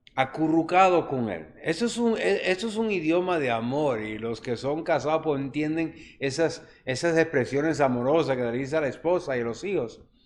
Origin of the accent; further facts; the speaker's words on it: Juncos, Puerto Rico; en mi pueblo se hacía unos novenarios